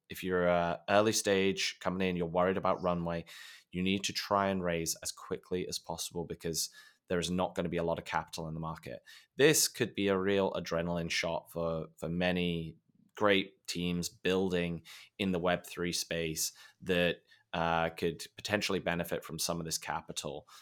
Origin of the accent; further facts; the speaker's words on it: United Kingdom; being British